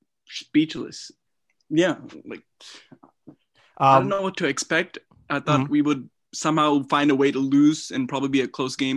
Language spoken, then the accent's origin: English; the Bay Area, California, United States; and I'm from Cali, the Bay Area